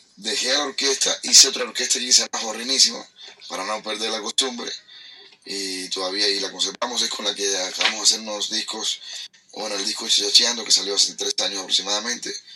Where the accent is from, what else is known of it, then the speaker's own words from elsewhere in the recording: Havana, Cuba; Yo soy vecino de por ahí, yo soy de Centro Habana, soy de ese barrio más o menos